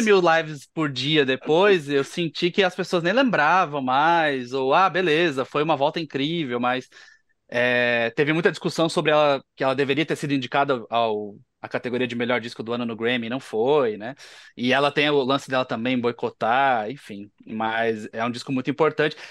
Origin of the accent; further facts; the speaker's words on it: Paraná, Brazil; eu, eu, sou do Paraná